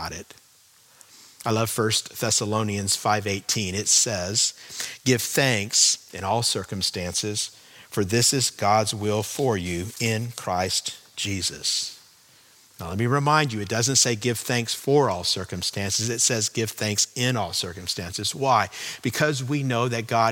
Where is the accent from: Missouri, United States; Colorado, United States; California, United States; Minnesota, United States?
California, United States; moved away as an adult; also born or lived in Chicago, Illinois; I grew up in California